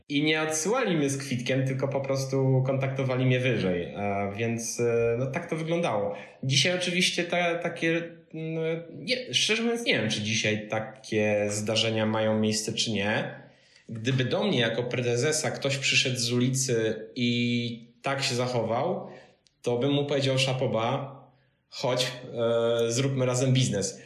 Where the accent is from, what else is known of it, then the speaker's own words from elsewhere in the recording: Pionki, Masovian Voivodeship, Poland; moved away as an adult; also born or lived in Wrocław; Ja pochodzę z małej miejscowości e, między Radomiem a Kozienicami w Puszczy Kozienickiej, Pionki